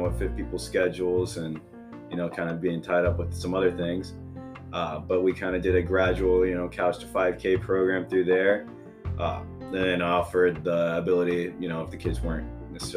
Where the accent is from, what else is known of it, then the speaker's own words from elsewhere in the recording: Oklahoma City, Oklahoma, United States; now in Tulsa, United States; I'm not from Tulsa, I'm actually from Oklahoma City